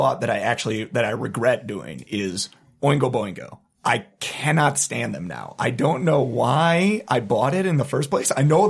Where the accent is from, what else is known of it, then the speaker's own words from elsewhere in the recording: Wisconsin, United States; I grew up in the Wisconsin ska scene